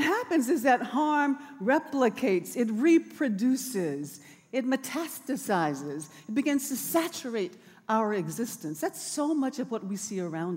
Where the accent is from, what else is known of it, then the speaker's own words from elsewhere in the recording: Birmingham, Alabama, United States; now in Oakland, United States; It was dangerous for me as a child growing up in Bombingham on Dynamite Hill because of racial violence